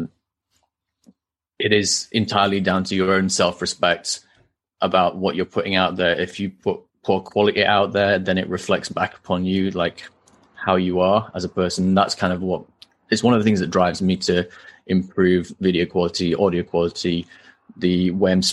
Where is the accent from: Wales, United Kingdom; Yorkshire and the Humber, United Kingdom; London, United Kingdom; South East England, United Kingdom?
Yorkshire and the Humber, United Kingdom; Halifax; also born or lived in Newcastle; I was born in Halifax, grew up there, still live here after university as well.